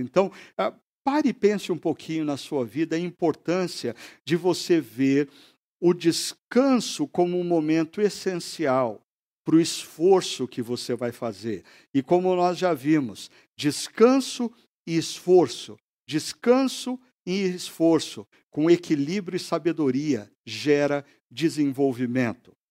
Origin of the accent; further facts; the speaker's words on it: Brazil; como brasileiro